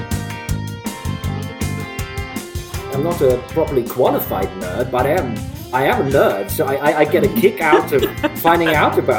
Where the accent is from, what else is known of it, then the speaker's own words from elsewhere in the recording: Germany; moved away as an adult; I grew up in Germany. I'm German